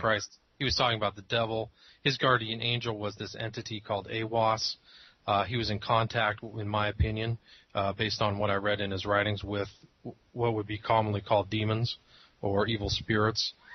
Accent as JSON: {"language": "English", "region": "Northern California", "country": "United States", "tie": "born or raised there", "said": "I grew up in Northern California."}